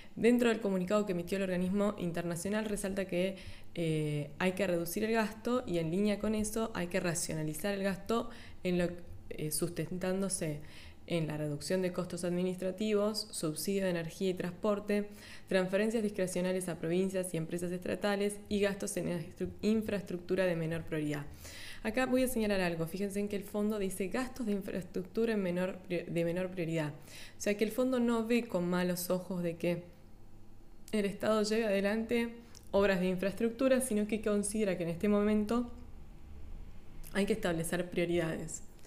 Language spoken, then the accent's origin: Spanish; Argentina; los argentinos, que somos